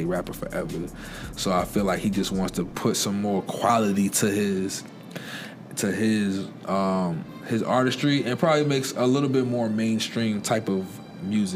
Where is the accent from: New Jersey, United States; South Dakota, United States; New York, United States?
New York, United States; Long Island; now in Virginia, United States; I'm a transplant to Virginia. I'm originally from Long Island